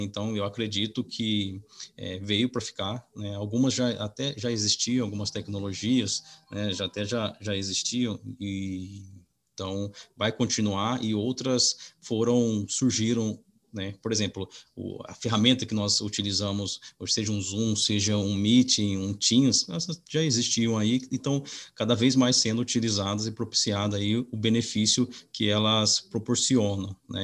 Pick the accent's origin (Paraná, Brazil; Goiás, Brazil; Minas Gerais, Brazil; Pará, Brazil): Minas Gerais, Brazil; now in Piracicaba, Brazil; eu sou é, mineiro, na cidade de, de Camuquira, no sul de Minas.